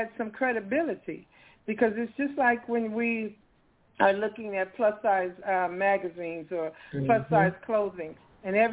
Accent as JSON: {"language": "English", "town": "Chicago", "region": "Illinois", "country": "United States", "moved": "yes", "lives_now": "Atlanta, United States", "said": "I'm from Chicago"}